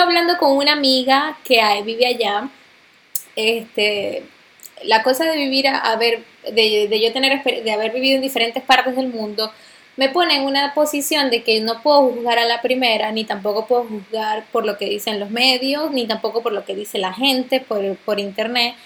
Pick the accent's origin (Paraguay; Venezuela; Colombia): Venezuela; moved away; nosotros somos venezolanos.